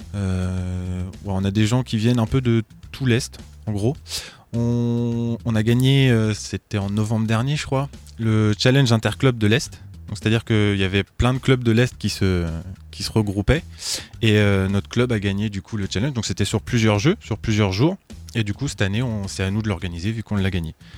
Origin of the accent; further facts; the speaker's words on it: Troyes, Grand Est, France; je suis né à Troyes